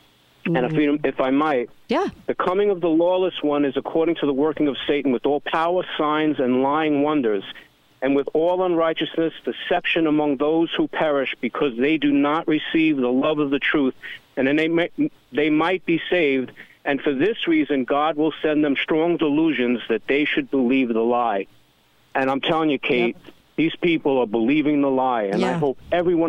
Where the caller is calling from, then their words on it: New Jersey, United States; I'm calling from New Jersey.